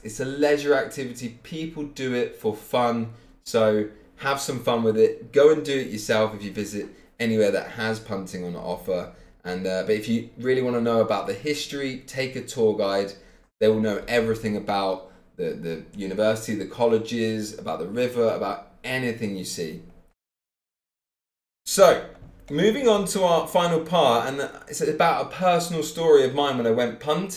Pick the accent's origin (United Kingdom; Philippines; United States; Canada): United Kingdom; Cambridge, East of England; I was born in Cambridge. I lived in Cambridge most of my life